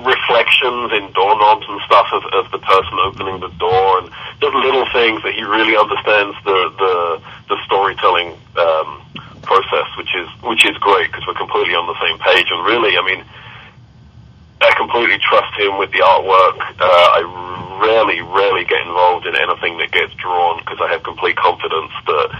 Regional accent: Kentucky, United States; yeah, he's right. I'm from Kentucky.

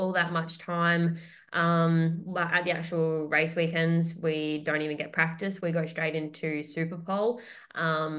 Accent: Australia

